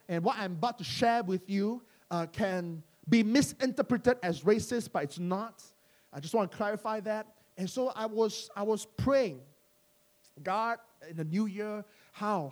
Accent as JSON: {"language": "English", "country": "Malaysia", "moved": "yes", "lives_now": "London, United Kingdom", "said": "some people call us Malaysian church, and we're Malaysian"}